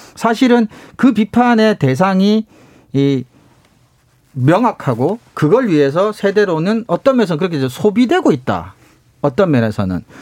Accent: South Korea; 제가 이제 시골에서 나고 자랐기 때문에

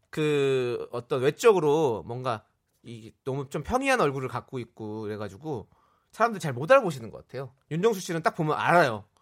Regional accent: Incheon, South Korea; 저도 인천 사람인데요

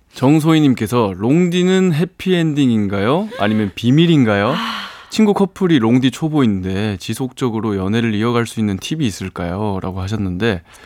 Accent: Daegu, South Korea; moved away as an adult; now in Seoul, South Korea; 제 고향이 대구예요

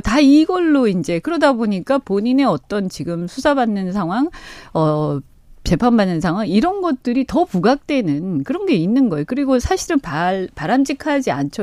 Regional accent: Busan, South Korea; 제 고향이라서

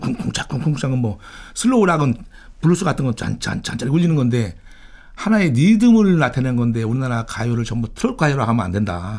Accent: Daejeon, South Korea; 저는 이제 고향이 대전인데

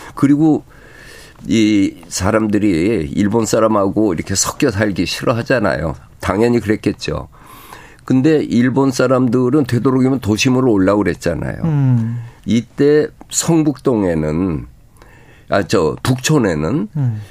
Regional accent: Seoul, South Korea; 내 고향 서울

